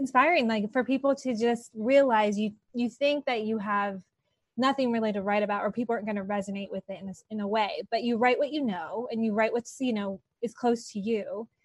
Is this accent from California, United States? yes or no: yes; Los Angeles, California, United States; I grew up here in Los Angeles